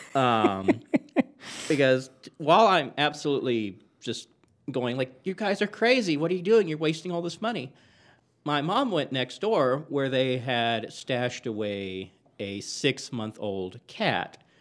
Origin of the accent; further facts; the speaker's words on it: Texas, United States; growing up in Texas